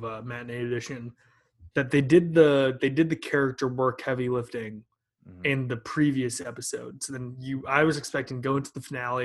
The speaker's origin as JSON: {"language": "English", "region": "Washington", "country": "United States", "said": "We're both from Washington"}